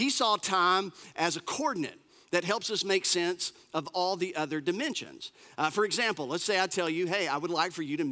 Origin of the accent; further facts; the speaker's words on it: United States; us Americans